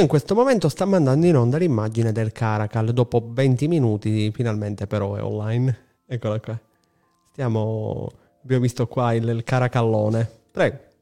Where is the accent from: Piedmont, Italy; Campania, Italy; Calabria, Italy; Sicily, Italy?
Sicily, Italy; Palermo; siamo palermitani tutti e tre